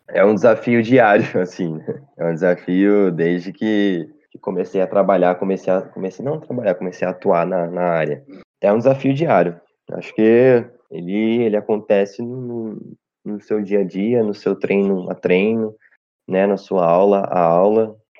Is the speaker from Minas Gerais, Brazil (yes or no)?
yes; Cambuí, Minas Gerais, Brazil; Minha cidade, sou de Cambuí, Minas Gerais